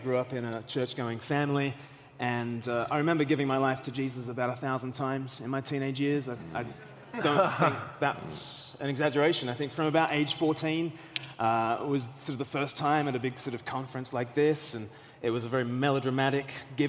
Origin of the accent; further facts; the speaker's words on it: Australia; now in United Kingdom; I'm from Australia originally